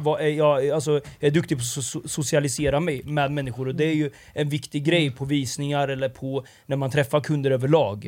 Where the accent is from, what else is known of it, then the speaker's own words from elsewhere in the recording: Linköping, Östergötland, Sweden; moved away as an adult; also born or lived in Stockholm; now in Linköping, Sweden; jag satt hemma i Linköping